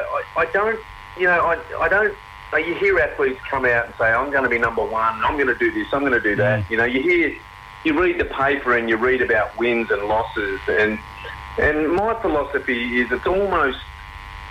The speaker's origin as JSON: {"language": "English", "area": "Lake Eildon", "region": "Victoria", "country": "Australia", "moved": "yes", "said": "I was originally from Lake Eildon."}